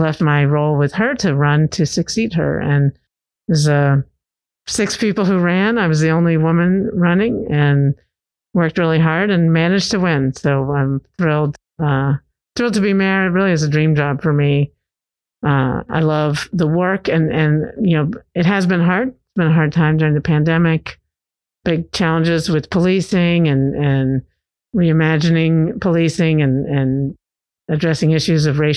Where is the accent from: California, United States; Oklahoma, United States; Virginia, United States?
Virginia, United States; moved away as an adult; now in Knoxville, United States; I'm originally from Virginia, grew up there and moved here 20 years ago when my husband got a job at University of Tennessee